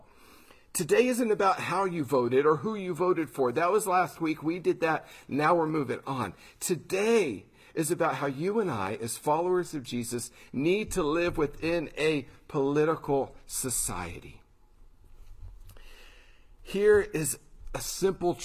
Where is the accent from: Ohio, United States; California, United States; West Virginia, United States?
Ohio, United States; just north of Columbus; moved away; also born or lived in Pittsburgh; I grew up in Ohio, just north of Columbus